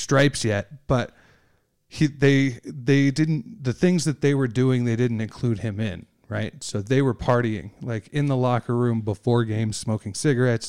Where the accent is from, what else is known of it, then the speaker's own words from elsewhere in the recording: Oak Park, Illinois, United States; moved away; I grew up in Oak Park, um, which is a, the first suburb west of the city